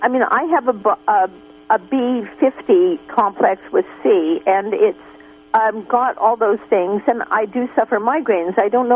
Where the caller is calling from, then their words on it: Willits, California, United States; from Willits.